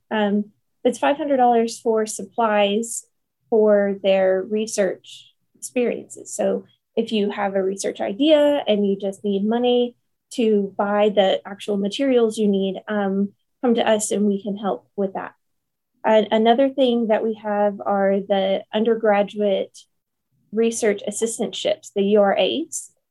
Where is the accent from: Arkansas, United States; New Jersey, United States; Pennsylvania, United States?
Arkansas, United States; Paragould; moved away as an adult; now in Jonesboro, United States; I am from Paragould, Arkansas, originally, but I moved to Jonesboro for my uh, undergraduate degree